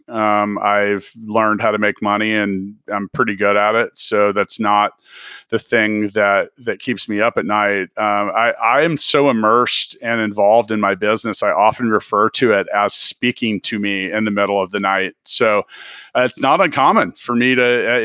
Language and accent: English; Kansas City, United States; I'm from Kansas City.